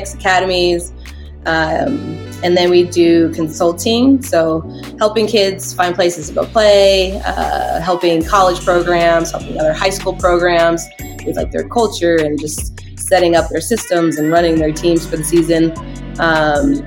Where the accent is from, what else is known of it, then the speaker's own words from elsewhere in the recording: California, United States; now in Colorado, United States; where we grew up in California, it was huge